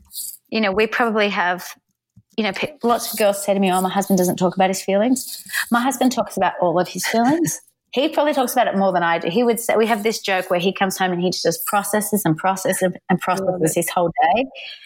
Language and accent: English; Australia; moved away as an adult; now in Nashville, United States; I'm Australian